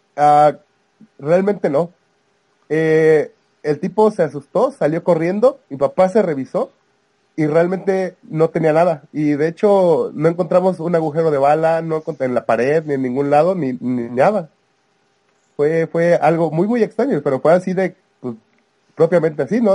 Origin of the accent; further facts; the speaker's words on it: Veracruz, Mexico; yo soy, yo soy de Veracruz